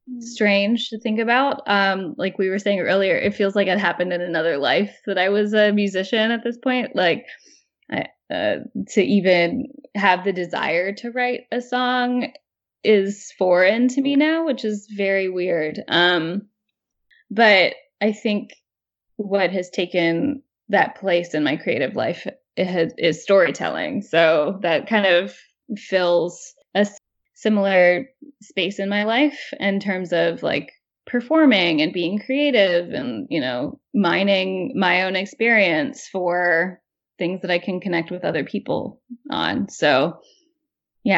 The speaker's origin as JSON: {"language": "English", "region": "Midwest", "country": "United States", "lives_now": "New York, United States", "said": "when I moved to New York as a Midwesterner, I felt like everybody had conversations by arguing"}